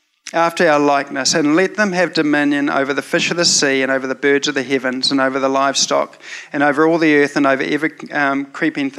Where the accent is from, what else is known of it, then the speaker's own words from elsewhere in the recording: New Zealand; growing up in Te Aritu Bible Chapel in the 80s